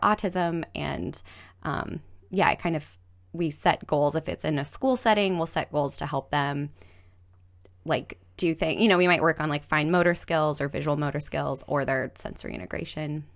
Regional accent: Glendale, California, United States; moved away; I grew up in Glendale

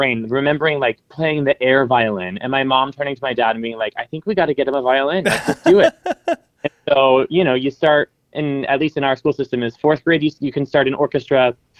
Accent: Findlay, Ohio, United States; moved away as an adult; now in New York, United States; because I'm from Finley.

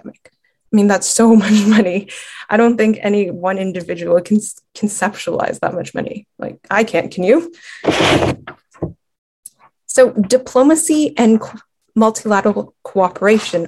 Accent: United States; we as American citizens

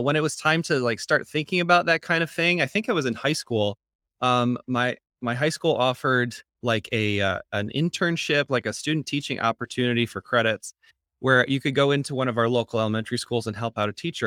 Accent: East Grand Rapids, Michigan, United States; I'm from Grand Rapids, Michigan, East Grand Rapids, and where my mom was a school social worker, um, and so I grew up in a household

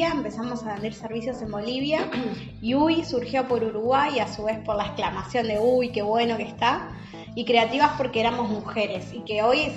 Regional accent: Venezuela; Y yo que soy venezolana.

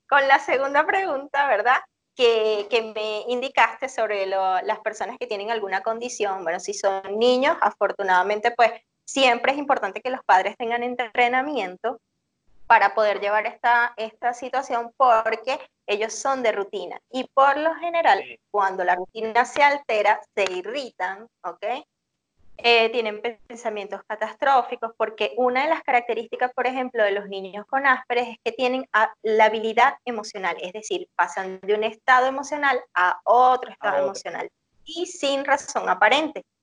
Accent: Venezuela

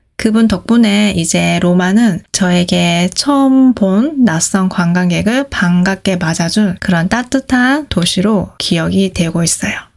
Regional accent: South Korea; 제가 한국에서 왔다고 하면

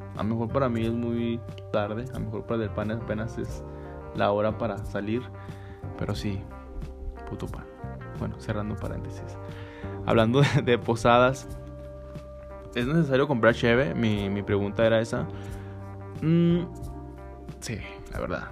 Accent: northern Mexico, Mexico; así somos los norteños el norte

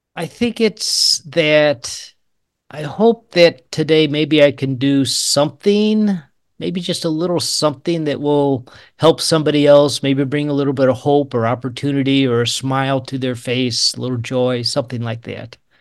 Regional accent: St. Louis, Missouri, United States; moved away as an adult; also born or lived in Georgia / Tulsa, Oklahoma / Lawrence, Kansas; now in Kansas, United States; I was born in Georgia, uh, 'cause my dad was in the military, but I grew up in the Saint Louis area

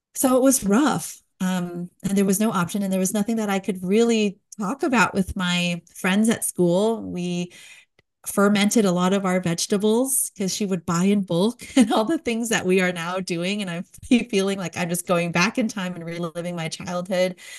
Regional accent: San Jose, California, United States; moved away as an adult; also born or lived in New York / Washington, D.C. / Albuquerque, New Mexico; now in East Tennessee, United States; We're bo-, born and raised in San Jose, California, so the heart of Silicon Valley

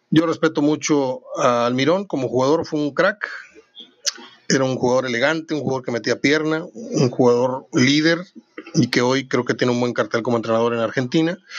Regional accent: Mexico; somos muy pocos mexicanos

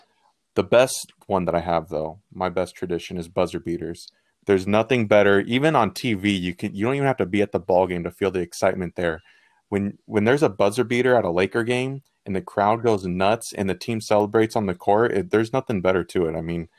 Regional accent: United States; because I'm an American

